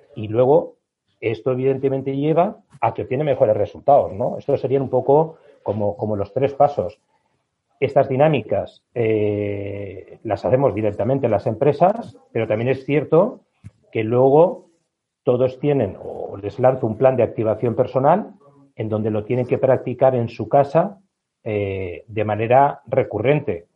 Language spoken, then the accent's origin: Spanish; Spain; Estamos en España, somos latinos